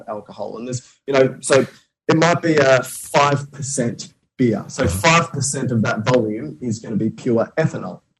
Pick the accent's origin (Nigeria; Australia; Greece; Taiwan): Australia; I'm Australian